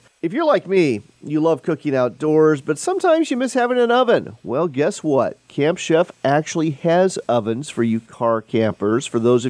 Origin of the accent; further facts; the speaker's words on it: Wenatchee, Washington, United States; near my hometown of Wenatchee, Washington.